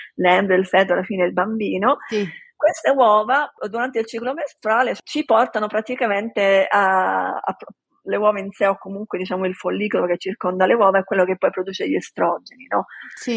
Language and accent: Italian; Palermo, Sicily, Italy; moved away as an adult; also born or lived in Rome / Washington DC / San Diego; sono di Palermo